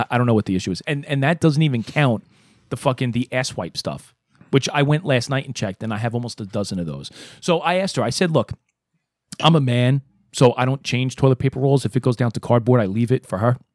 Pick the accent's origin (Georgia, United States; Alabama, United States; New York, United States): New York, United States; New York City; moved away as an adult; Because I lived in Brooklyn, Um, I'm from Brooklyn